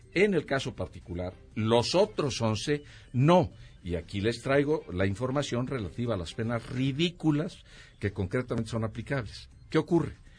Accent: Mexico; como mexicano

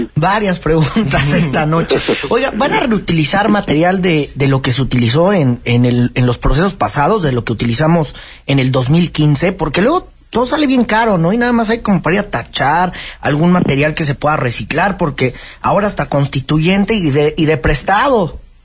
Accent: Mexico City, Mexico; lo que somos los capitalinos

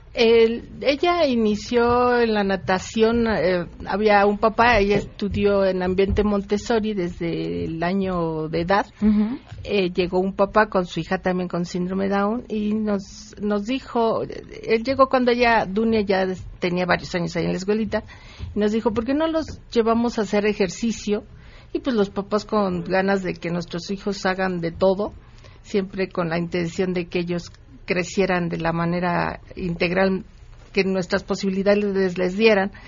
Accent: Cuautitlán Izcalli, State of Mexico, Mexico; Nosotros somos de Cuautitlán Izcalli

